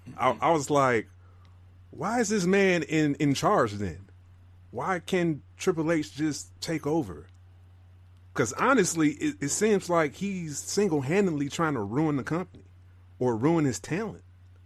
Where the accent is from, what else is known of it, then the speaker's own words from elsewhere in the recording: Rochester, New York, United States; Dude, I'm from Rochester, New York. You want me to put on a southern accent?